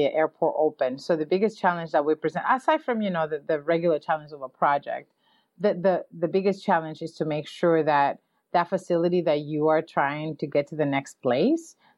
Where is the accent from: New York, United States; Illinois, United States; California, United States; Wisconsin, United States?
New York, United States; I'm from New York